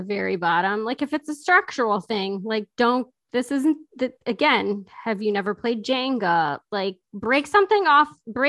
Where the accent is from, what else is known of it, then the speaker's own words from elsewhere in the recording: United States; obviously I'm American